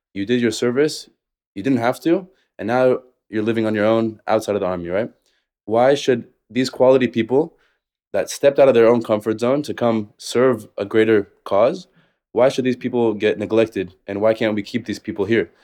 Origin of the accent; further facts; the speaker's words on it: Las Vegas, Nevada, United States; moved away as an adult; also born or lived in Israel; now in Tel Aviv, Israel; I grew up in, uh, Vegas to Israeli parents